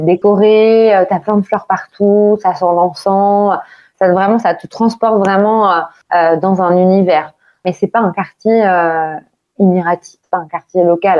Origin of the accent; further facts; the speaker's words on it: France; now in Dubai, United Arab Emirates; en tant que Français